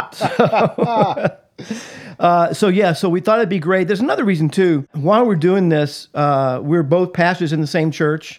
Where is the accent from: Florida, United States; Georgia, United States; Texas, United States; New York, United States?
Georgia, United States; Atlanta; I was born and raised in Atlanta, Georgia, just outside of Atlanta. Grew up, uh, in the South